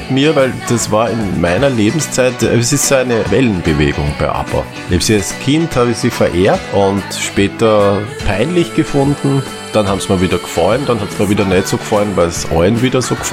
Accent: Austria; Da können halt wir als Österreicher nur Lochen drüber.

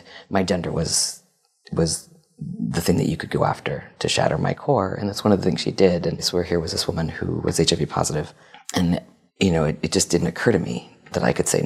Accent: New Haven, Connecticut, United States; I actually grew up in Connecticut near New Haven

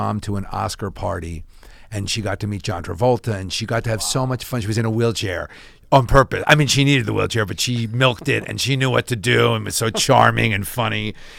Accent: Pennsylvania, United States; moved away as an adult; The suburbs of Philadelphia.

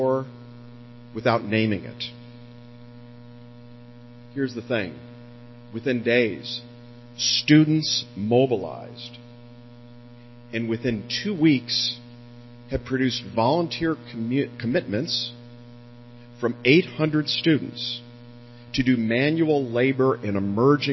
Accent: Chicago, Illinois, United States; moved away as an adult; now in Silicon Valley, United States; I'm from Chicago, actually. I moved to Silicon Valley right after graduating from school and have been there ever since

